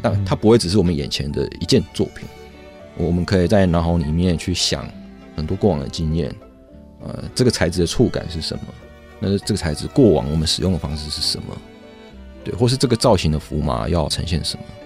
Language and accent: Chinese; Lukang, Changhua County, Taiwan; 我小时候是在鹿港长大